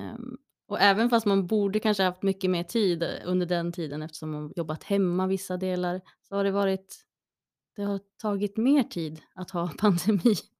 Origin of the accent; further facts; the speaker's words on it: Gävle, Gävleborg County, Sweden; Jag kommer från Brända bockens stad